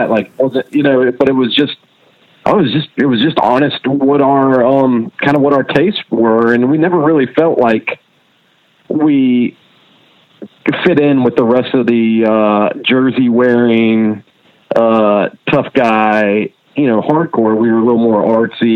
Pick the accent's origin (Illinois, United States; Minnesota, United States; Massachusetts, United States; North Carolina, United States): North Carolina, United States; Charlotte; also born or lived in Wilson, North Carolina / Indiana; I was in Charlotte by the time I was going to kindergarten or going to kindergarten. So yeah, I've been in Charlotte all my life pretty much.